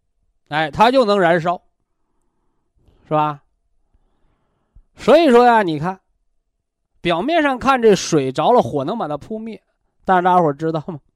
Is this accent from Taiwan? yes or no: no; China; 我们中国人讲叫“毛事在人，成事在天”嘛